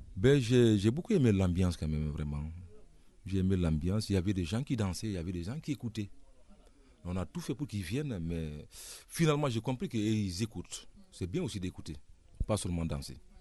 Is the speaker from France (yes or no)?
no; Koundara, Boké Region, Guinea; moved away; also born or lived in Conakry, Guinea; je suis né à Koundara. Euh, voilà, c'est vers la frontière du Sénégal